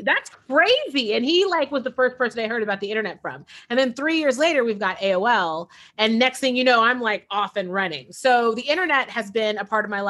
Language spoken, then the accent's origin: English; San Francisco, California, United States; I was born and raised in San Francisco, born in 1980